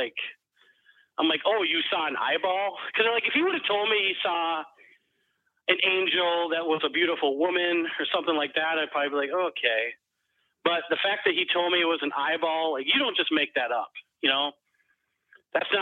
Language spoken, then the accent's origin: English; Minnesota, United States; I'm from Minnesota, by the way, so a lot of snow.